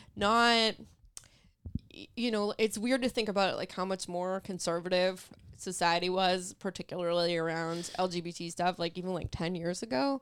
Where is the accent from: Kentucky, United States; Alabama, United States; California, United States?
California, United States; Los Angeles; also born or lived in Santa Clarita, California; I was born in the San Fernando Valley, um, and that's like, I only lived there until I was like eleven or twelve